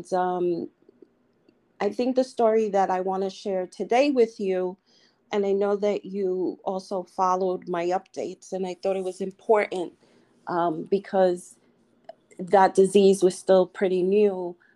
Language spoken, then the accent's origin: English; New York City, New York, United States; moved away as an adult; I came from the Lower East Side of Manhattan